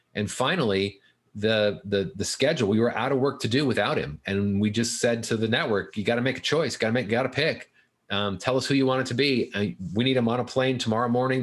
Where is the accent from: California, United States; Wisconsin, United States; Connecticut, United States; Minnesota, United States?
California, United States; Fullerton; I grew up in Fullerton